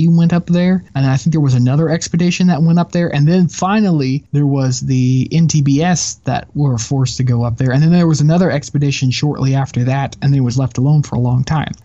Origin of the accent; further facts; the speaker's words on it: Texas, United States; I'm a Texan